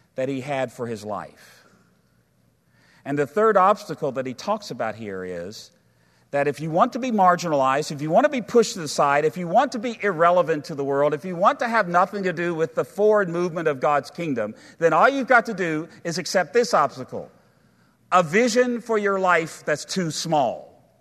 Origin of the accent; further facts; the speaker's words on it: United States; as American people